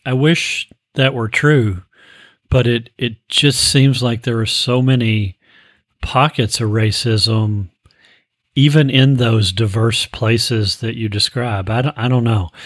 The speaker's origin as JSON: {"language": "English", "town": "Frankfort", "region": "Kentucky", "country": "United States", "tie": "born or raised there", "said": "I grew up in Frankfort, Kentucky"}